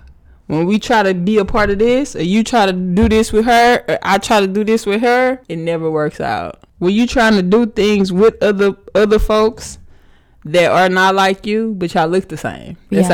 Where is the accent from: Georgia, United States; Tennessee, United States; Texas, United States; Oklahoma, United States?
Texas, United States; Missouri City; That's Houston. But where I live, I say I'm from Missouri City.